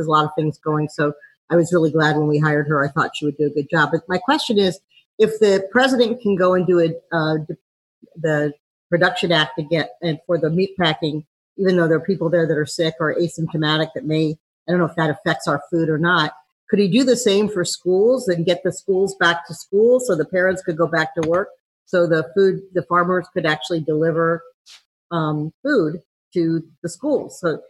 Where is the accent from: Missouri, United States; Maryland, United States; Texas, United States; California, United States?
Missouri, United States; St. Louis; Hi, I'm from St. Louis, sort of the heartland